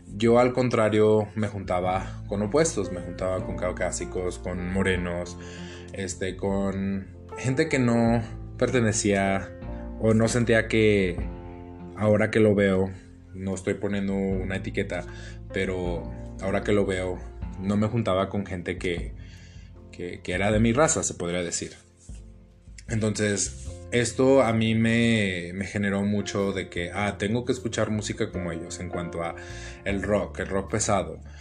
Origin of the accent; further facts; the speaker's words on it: United States; first language English; Spanish is a second language; moved away as an adult; also born or lived in Zacatecas, Mexico; now in Mexico; toda mi vida fui criado en Estados Unidos